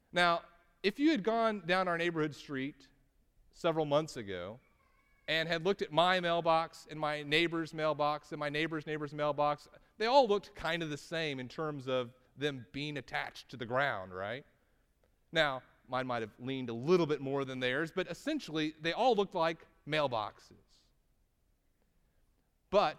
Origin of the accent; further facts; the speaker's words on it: Texas, United States; I'm from Texas